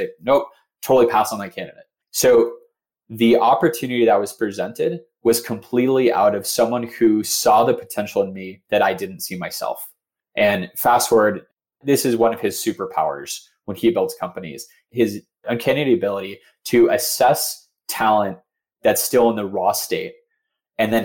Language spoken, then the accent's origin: English; Phoenix, Arizona, United States; I'm from Phoenix. I have a lot of friends and family in Phoenix.